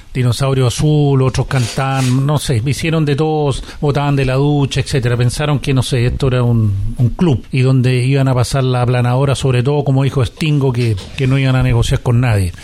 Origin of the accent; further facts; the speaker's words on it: Chile; somos todos chilenos